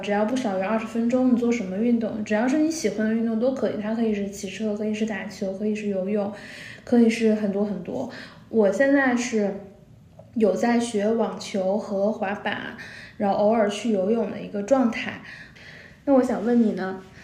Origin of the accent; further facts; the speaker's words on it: Northeast China, China; moved away as an adult; also born or lived in Shanghai; now in Beijing, China; 作为一个东北人刚来上海